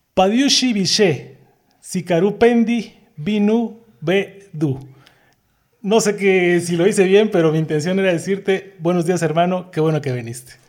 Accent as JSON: {"language": "Spanish", "region": "Oaxaca", "country": "Mexico", "said": "nosotros como oaxaqueños"}